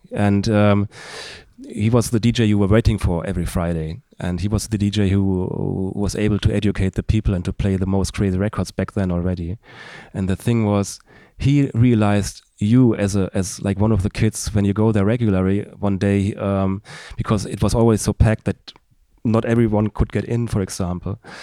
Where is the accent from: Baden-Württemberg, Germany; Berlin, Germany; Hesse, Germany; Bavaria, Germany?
Hesse, Germany; Darmstadt; in my hometown, which is Darmstadt, thirty kilometers south of Frankfurt. And we, we both grew up there.